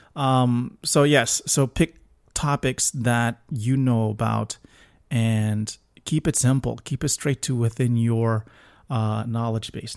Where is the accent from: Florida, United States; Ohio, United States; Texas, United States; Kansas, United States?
Florida, United States; I'm from Florida